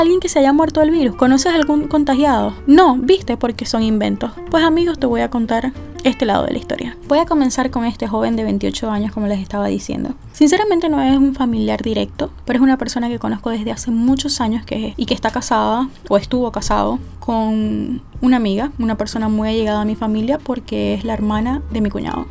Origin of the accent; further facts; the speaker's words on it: Venezuela; now in Pennsylvania, United States; mi país? ¿Qué sucede en Venezuela?